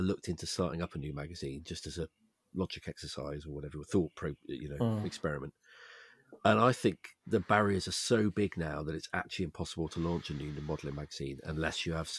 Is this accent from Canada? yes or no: no; England, United Kingdom; I'm English.